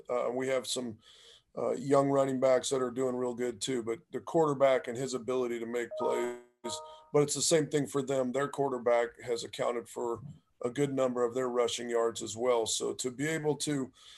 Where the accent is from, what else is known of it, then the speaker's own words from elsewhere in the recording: Santa Clarita, California, United States; moved away; I'm from California